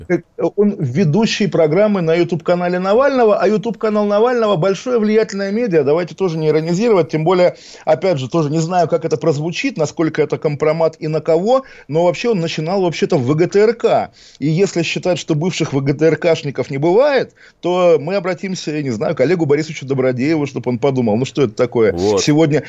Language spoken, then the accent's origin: Russian; Kaliningrad, Kaliningrad Oblast, Russia; moved away; Я приезжаю в родной город, понимая, что здесь каждый как бы кустик меня укроет, потому что это родина, потому что здесь все свои, и каким бы я ни был, там, не знаю, навальнистом, агентом Госдепа, агентом госбезопасности, я знаю или хочу, по крайней мере, думать, что вот я прихожу, калининградец, калининградец